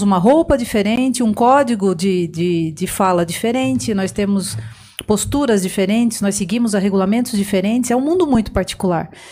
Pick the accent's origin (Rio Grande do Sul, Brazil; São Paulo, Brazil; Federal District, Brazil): São Paulo, Brazil; Piedade; moved away as an adult; now in Osasco, Brazil; Eu sou piedadense, quero mandar um abraço para os piedadenses que estão assistindo agora. Sou lá da região de Sorocaba